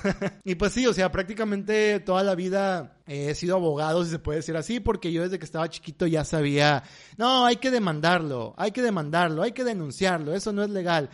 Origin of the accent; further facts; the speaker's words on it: Monterrey, Nuevo León, Mexico; somos regios